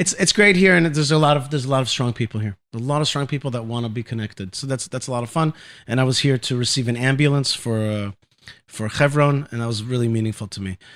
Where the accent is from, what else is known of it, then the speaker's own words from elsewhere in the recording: Haifa, Haifa District, Israel; I was born actually in Haifa, Israel.